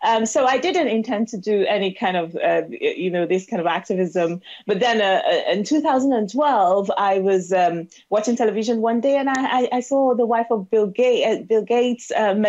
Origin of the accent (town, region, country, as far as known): southeastern Nigeria, Nigeria; born or raised there; moved away as an adult; now in United Kingdom